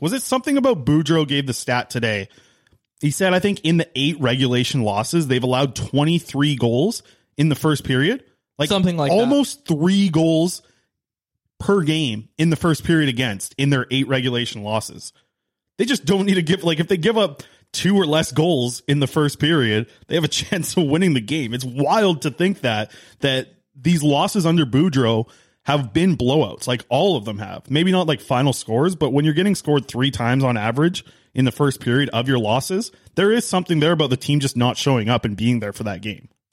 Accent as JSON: {"language": "English", "town": "Nanaimo", "region": "British Columbia", "country": "Canada", "tie": "born or raised there", "said": "my hometown of Nanaimo"}